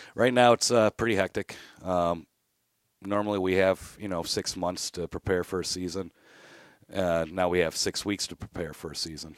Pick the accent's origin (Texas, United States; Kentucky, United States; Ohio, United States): Ohio, United States; Mentor; I grew up playing hockey in the Menor Youth System